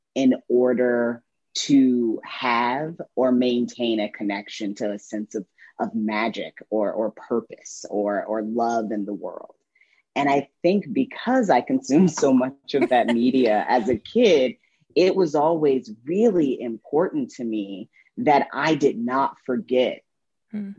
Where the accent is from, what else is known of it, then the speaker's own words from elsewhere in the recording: Indiana, United States; a coming of age memoir uh, about my girlhood growing up in Indiana